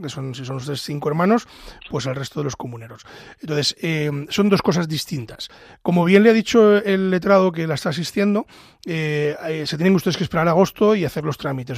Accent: Ávila, Castile and León, Spain; soy de Ávila

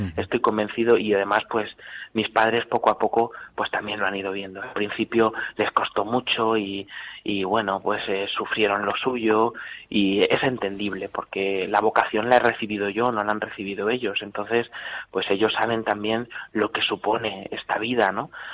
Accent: Talavera de la Reina, Castilla-La Mancha, Spain; soy de Talavera de la Reina, de la parroquia de Santa María la Mayor

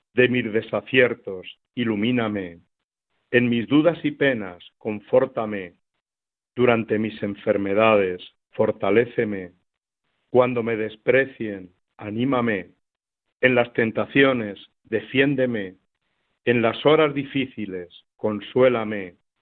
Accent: Miguel Esteban, Castilla-La Mancha, Spain; now in Villacañas, Spain; celebré en mi pueblo de Miguel Esteban la primera misa solemne

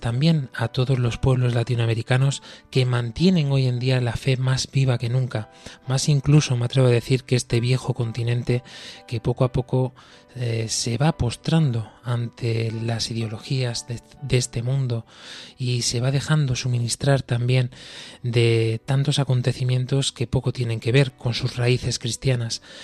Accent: Spain; nosotros aquí, desde España

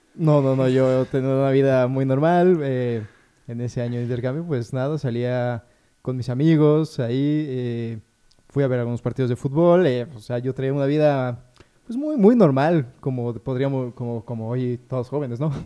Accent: Puebla, Mexico; also born or lived in Mexico City; yo nací en Puebla

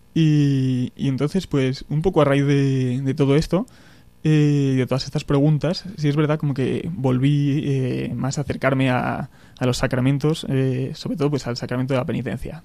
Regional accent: Béjar, Castile and León, Spain; moved away as an adult; also born or lived in Salamanca / Madrid; viví, de pequeño en, en Béjar, en mi pueblo, al sur de Salamanca

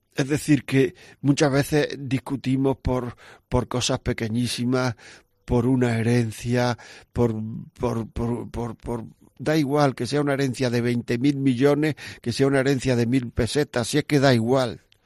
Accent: Granada, Andalusia, Spain; yo soy de Granada

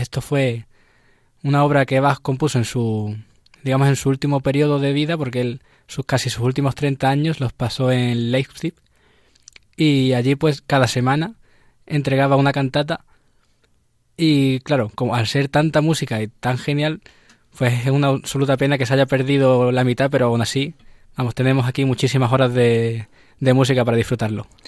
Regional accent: Seville, Andalusia, Spain; now in Madrid, Spain; De Sevilla

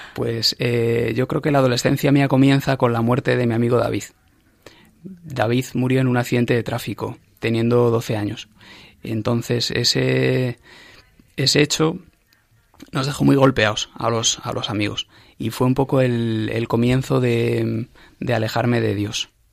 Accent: Ávila, Castile and León, Spain; moved away as an adult; also born or lived in Madrid; yo pasé mi infancia y mi adolescencia en Ávila

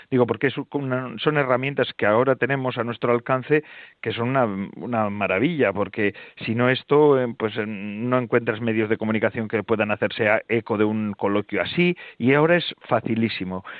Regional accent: Basque Country, Spain; Aquí en Vizcaya y en Guipúzcoa se canta eh, con unos palos, se va con los palos de calle en calle bueno, yo soy de una zona de caseríos, entonces se iba de, barrio en barrio, de caserío en caserío, y se solía cantar

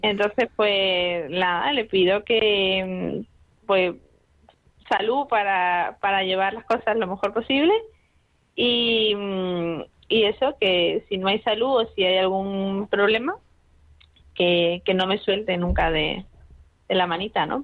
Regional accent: Madrid, Community of Madrid, Spain; now in Seville, Spain; yo nací en Madrid, realmente vivo en Sevilla desde hace muchos años, pero mm, soy de Madrid.

